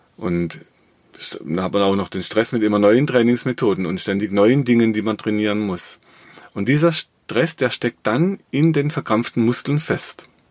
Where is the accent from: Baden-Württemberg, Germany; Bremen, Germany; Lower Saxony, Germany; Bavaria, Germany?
Baden-Württemberg, Germany; Black Forest; ich habe im Schwarzwald, wo ich herkomme, äh, eine Firma.